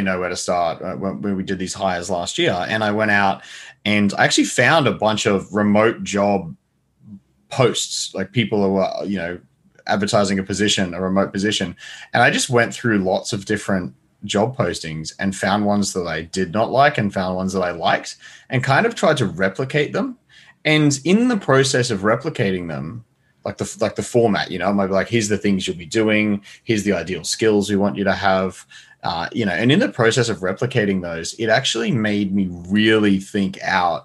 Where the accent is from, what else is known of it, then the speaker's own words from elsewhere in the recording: Australia; as an Australian